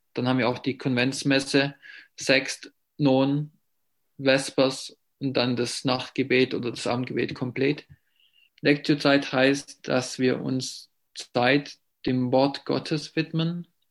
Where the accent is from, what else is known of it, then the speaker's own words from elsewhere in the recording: Ravensburg, Baden-Württemberg, Germany; first language German; bin ich Muttersprache Deutsch und ich komme aus Ravensburg, das in der Nähe vom Bodensee ist